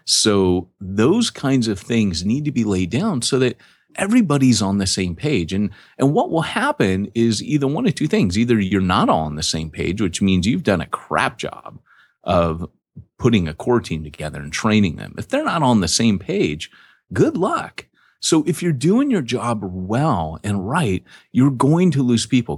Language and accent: English; Washington, District of Columbia, United States; I was born in Washington, D C.